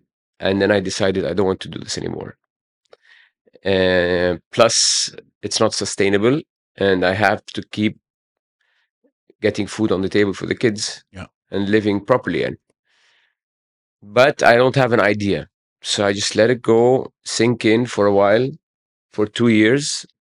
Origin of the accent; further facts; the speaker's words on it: Cairo, Cairo Governorate, Egypt; I grew up in Heliopolis, yeah. And I live